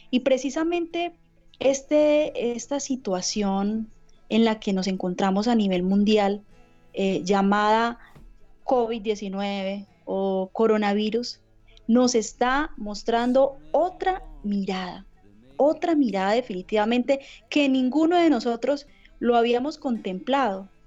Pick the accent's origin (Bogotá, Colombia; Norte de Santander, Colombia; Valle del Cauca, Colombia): Norte de Santander, Colombia; Cúcuta; Yo soy de Cúcuta, norte de Santander, eh, Cúcuta es la frontera, está en la frontera, somos vecinos de Venezuela